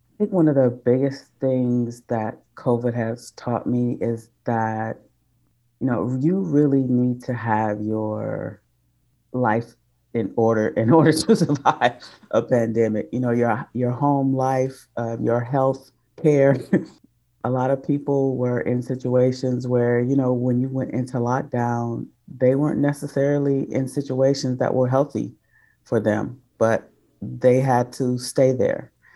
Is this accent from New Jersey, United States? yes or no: no; Detroit, Michigan, United States; moved away; also born or lived in Oakland